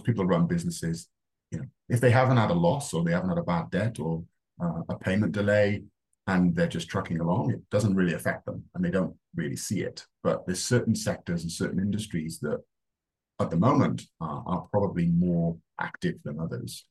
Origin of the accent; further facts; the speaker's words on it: Wales, United Kingdom; moved away as an adult; also born or lived in Reading / London; now in Australia; in Wales, where I'm from, as you can tell, I'm not Australian, you go on work experience at 13